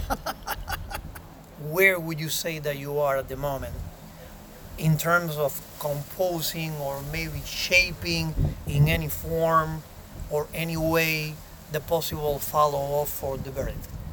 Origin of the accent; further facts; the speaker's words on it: Miami, Florida, United States; my hometown here in Miami